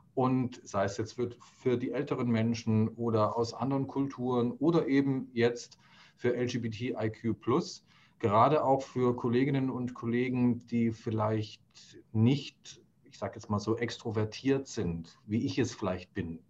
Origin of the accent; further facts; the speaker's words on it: Germany; bin ja kulturell hier in Deutschland so aufgewachsen